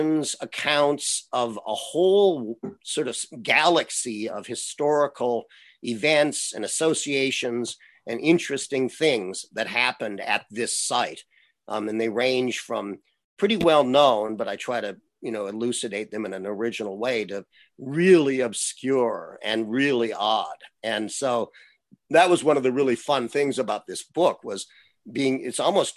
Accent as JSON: {"language": "English", "town": "Berkeley", "region": "California", "country": "United States", "tie": "born or raised there", "said": "I grew up in Berkeley"}